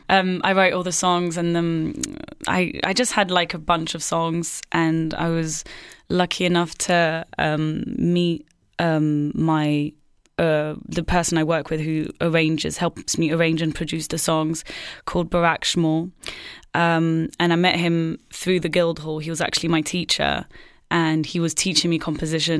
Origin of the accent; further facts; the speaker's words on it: Marseille, Provence-Alpes-Côte d'Azur, France; moved away as an adult; now in London, United Kingdom; I grew up in Marseille, but with like a bicultural, basically half English, half French